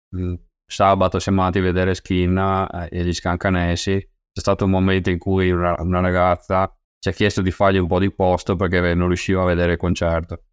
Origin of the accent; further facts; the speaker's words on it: Rosà, Veneto, Italy; io sono originario di Rosà, eh, un piccolo paese vicino a Bassano del Grappa